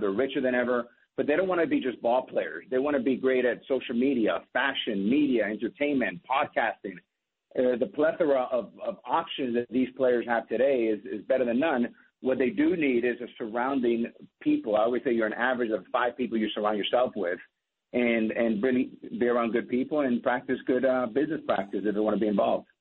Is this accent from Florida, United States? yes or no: yes; Miami, Florida, United States; also born or lived in New York; born in New York, raised in Miami.